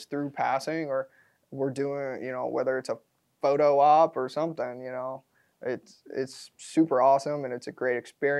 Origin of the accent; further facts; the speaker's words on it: Minnesota, United States; I am a Minnesotan, not born and bred, but I claim Minnesota is my home.